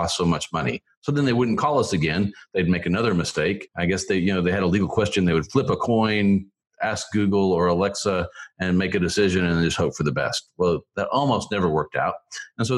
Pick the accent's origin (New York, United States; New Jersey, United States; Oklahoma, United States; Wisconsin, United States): Oklahoma, United States; Tulsa; moved away as an adult; also born or lived in Philippines / Missouri; I grew up in Oklahoma in the Tulsa area.